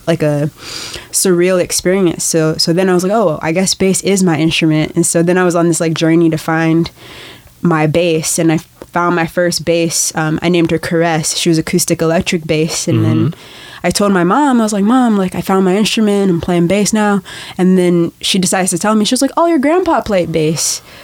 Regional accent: Chicago, Illinois, United States; moved away as an adult; also born or lived in Los Angeles, California / Guatemala; now in Portland, United States; I grew up on um, just like the south side of Chicago

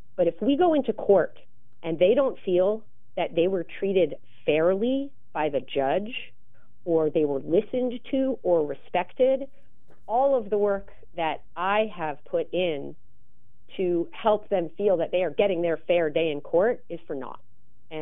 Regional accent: New York, United States; I grew up in New York

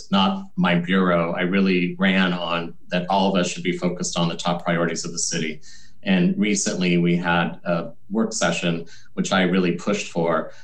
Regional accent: Portland, Oregon, United States; I'm really happy to be here and be of service to my hometown

